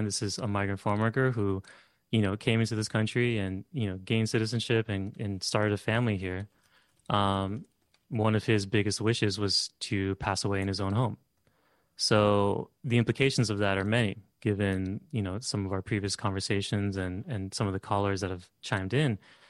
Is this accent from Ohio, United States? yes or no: no; California, United States; I think growing up in Southern California too, you know, you have a relationship with cemeteries.